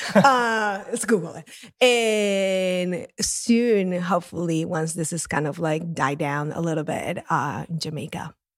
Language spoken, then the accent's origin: English; Lima, Peru; moved away; my first job in coffee was in my hometown of Lima in Peru. That's where I grew up